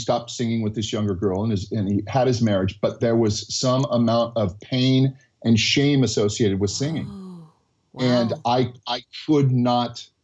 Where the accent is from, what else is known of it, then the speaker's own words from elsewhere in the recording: United States; accent: American; my American accent